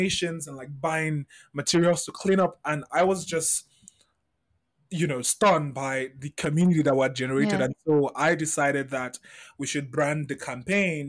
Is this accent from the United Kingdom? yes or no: no; Lagos, Nigeria; I grew up in Festac Town, which is very secluded from the rest of Lagos.